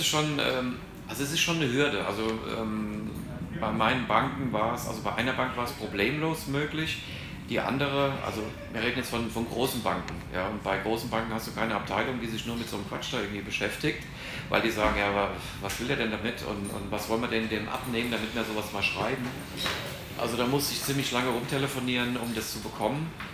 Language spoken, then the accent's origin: German; Hesse, Germany; moved away as an adult; now in Panama; bei uns in Hessen